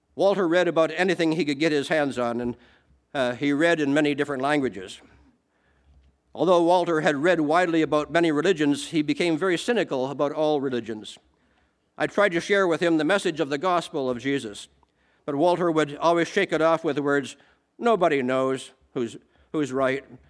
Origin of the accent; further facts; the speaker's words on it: Canada; I am Canadian